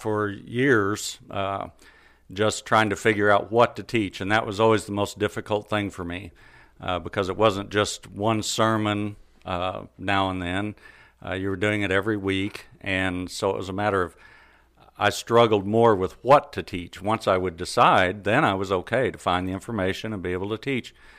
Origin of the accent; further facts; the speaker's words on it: Carthage, United States; I was born here in Carthage, uh, pretty much raised in the church.